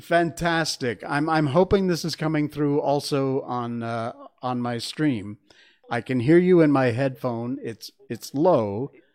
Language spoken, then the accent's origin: English; West Cornwall, Connecticut, United States; When I was a kid growing up in West Cornwall, Connecticut